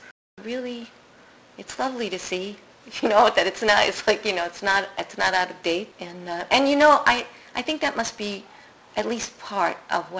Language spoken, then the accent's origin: English; New York City, New York, United States; I'm a Queens girl.